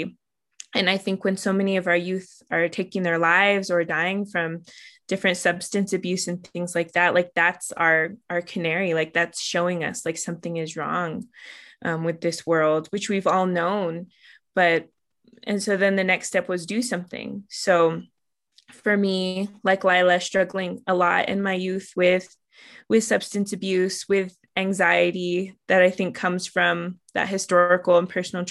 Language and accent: English; Southern Ute Reservation, Colorado, United States; born or raised there